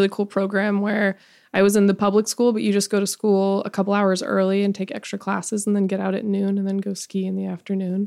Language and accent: English; Edwards, Colorado, United States; I'm from the mountains in Colorado, a little ski town